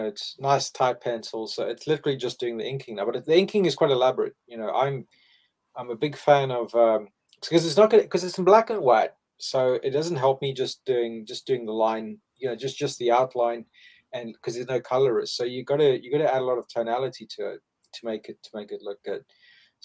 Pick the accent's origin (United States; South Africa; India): South Africa; moved away as an adult; now in United Kingdom; I grew up in South Africa and I used to have a firearm for, you know, most of my adult life